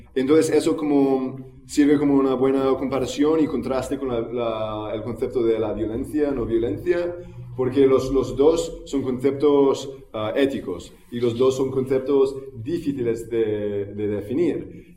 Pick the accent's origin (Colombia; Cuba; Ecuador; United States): United States; now in Barcelona, Spain; en los Estados Unidos, ah, que es de donde soy yo